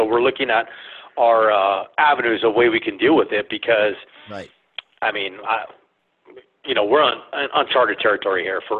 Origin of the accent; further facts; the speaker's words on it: California, United States; look at California. You know, I grew up there in the San Fernando Valley.